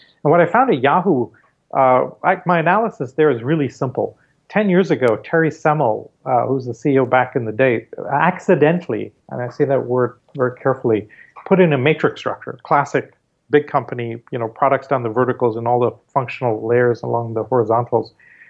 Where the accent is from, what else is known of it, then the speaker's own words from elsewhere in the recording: Maharashtra, India; Growing up in India, I mean, every time we went to school, the school bus took us through the Dharavi slums, which are the worst slums in the world by some measures.